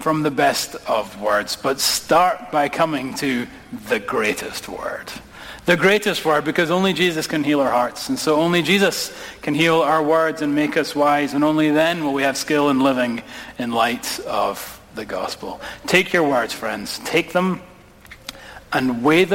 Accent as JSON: {"language": "English", "region": "Scotland", "country": "United Kingdom", "moved": "yes", "lives_now": "United States", "said": "My accent reveals that I am not from these parts, okay? And my wee brother's getting married. We're going to go back to Scotland"}